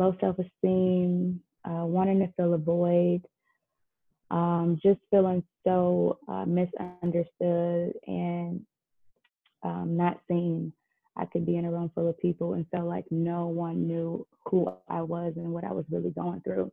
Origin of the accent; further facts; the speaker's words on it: Detroit, Michigan, United States; born and raised in Detroit, Michigan